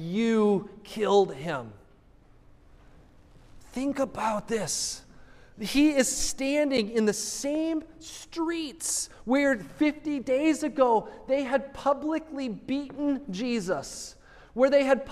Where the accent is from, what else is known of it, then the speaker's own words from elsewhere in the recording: United States; as American readers